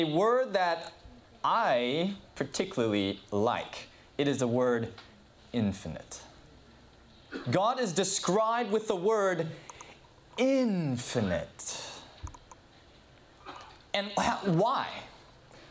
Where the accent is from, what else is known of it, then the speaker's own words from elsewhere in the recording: Southern California, United States; I grew up in Southern California